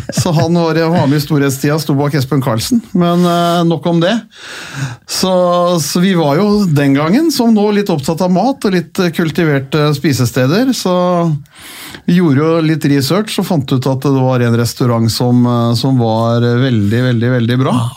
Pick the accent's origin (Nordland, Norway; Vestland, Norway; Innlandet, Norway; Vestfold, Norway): Vestfold, Norway; Holmestrand; som vi fra Holmestrand sa